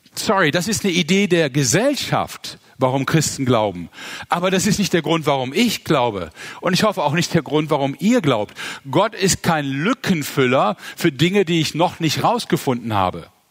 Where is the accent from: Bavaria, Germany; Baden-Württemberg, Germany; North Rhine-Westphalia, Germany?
North Rhine-Westphalia, Germany; Mönchengladbach; Ich bin in Mönchengladbach geboren und aufgewachsen